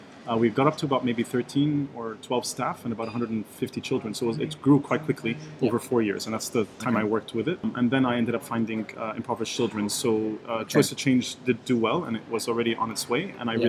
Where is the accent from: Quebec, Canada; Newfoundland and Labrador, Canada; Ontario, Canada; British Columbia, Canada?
Quebec, Canada; Montreal; moved away as an adult; also born or lived in Lebanon; now in United Arab Emirates; I'm originally from Lebanon, lived my whole life in Montreal, and I found myself in UAE 12 years ago.